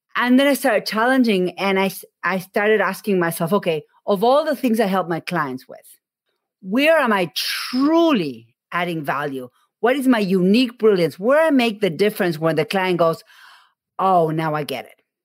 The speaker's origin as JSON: {"language": "English", "country": "Argentina", "moved": "yes", "said": "I am from Argentina"}